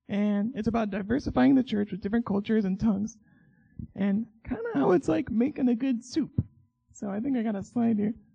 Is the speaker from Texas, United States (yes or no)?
no; Oklahoma, United States; moved away as an adult; now in Michigan, United States; I'm from Oklahoma